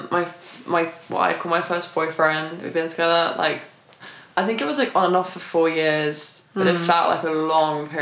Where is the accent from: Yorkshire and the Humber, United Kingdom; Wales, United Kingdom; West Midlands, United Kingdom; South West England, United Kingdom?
South West England, United Kingdom; the Cotswolds; moved away as an adult; now in London, United Kingdom; I'm actually from the Cotswolds, a small village